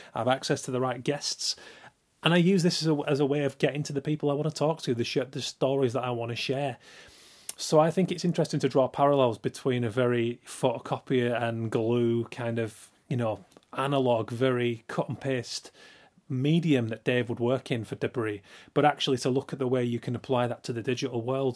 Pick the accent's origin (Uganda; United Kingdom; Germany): United Kingdom; Yorkshire and the Humber; moved away; also born or lived in Preston / Manchester; seven eight years old, growing up in Yorkshire